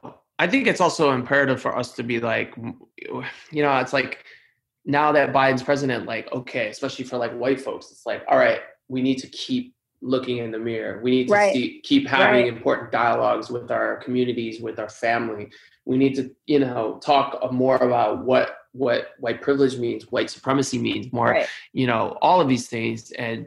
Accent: New York, United States; as a New Yorker, a proud New Yorker, I have not loved all the narratives about New York

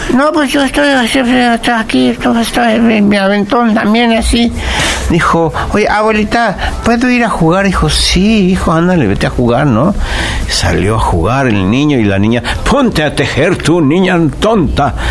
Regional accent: Mexico City, Mexico; nací en el DF, en la calle de Regina 84, entre Pino Suárez y 20 de noviembre.

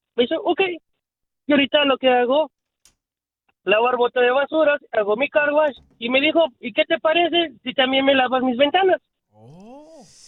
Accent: Veracruz, Mexico; now in United States; Yo soy de Veracruz, México

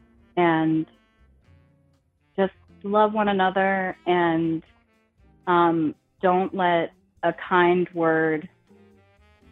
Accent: New Jersey, United States; I'm from New Jersey

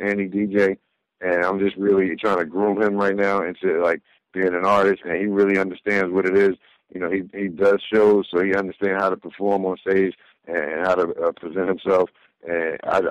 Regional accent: New Jersey, United States; we from Jersey

